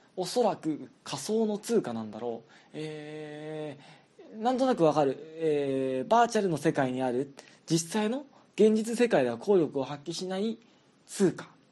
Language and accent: Japanese; southern Japan, Japan; moved away; 僕実は結構南のの方の出身